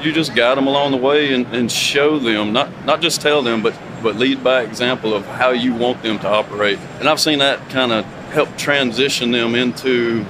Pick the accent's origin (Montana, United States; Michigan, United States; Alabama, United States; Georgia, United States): Alabama, United States; near Huntsville, North